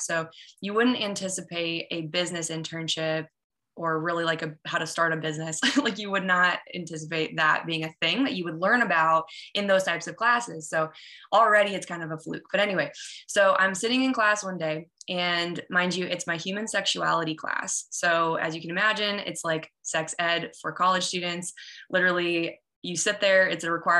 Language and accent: English; Iowa, United States; I grew up in Iowa, very small town